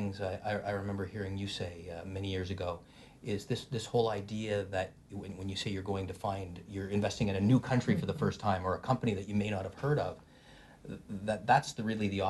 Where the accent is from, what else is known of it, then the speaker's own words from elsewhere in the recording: Montreal, Quebec, Canada; moved away; also born or lived in Toronto; I grew up in Montreal and lost all my French when I moved to Toronto.